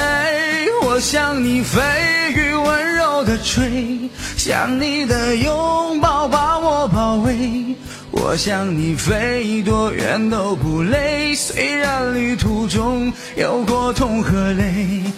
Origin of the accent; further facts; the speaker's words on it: Harbin, Heilongjiang, China; 我是黑龙江哈尔滨人。